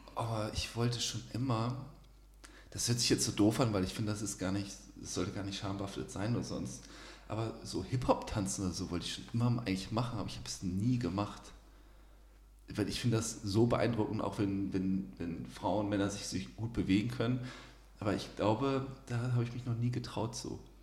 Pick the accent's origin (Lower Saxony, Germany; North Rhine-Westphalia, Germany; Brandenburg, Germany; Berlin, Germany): Lower Saxony, Germany; Osnabrück; also born or lived in Kiel / Munich; now in Cologne, Germany; Also ich bin nicht in Osnabrück geboren, aber meine Familie wohnt ja auch noch da und das würde ich Osnabrück würde ich jetzt so als Heimat bezeichnen.